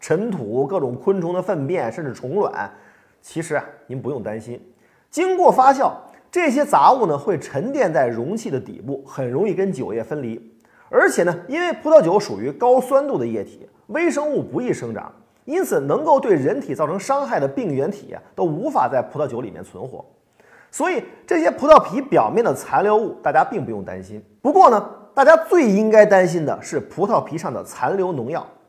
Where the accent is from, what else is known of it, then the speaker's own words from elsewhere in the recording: China; 多多关爱我们中国人自己的民族工业